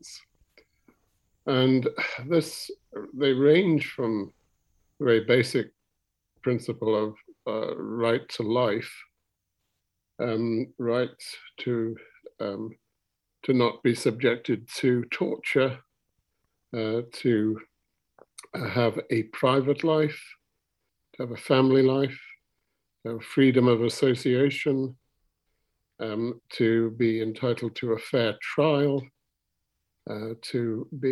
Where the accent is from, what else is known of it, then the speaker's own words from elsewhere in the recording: Ramsey, Isle of Man; moved away as an adult; also born or lived in Scotland / United States; I was born in Ramsey. I was born in Glen Olden, to be exact. Went to the grammar school in Ramsey